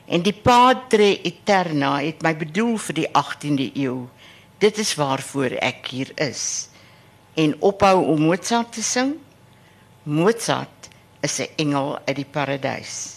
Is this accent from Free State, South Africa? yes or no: yes; Harrismith, Free State, South Africa; now in Stellenbosch, South Africa; En uh ek is in die Vrystaat gebore en ek het 'n sekere lojaliteit aan waar ek groot geword het in Harrismith in die Oos-Vrystaat.